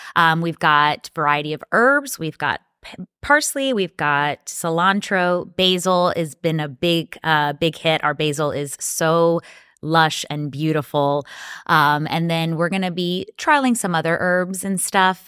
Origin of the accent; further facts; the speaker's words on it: Dominican Republic; also born or lived in New York, United States; now in Tampa, United States; I was born in Tampa, but I was raised in the Dominican Republic because that's where we grow, manufacture, and produce our tobacco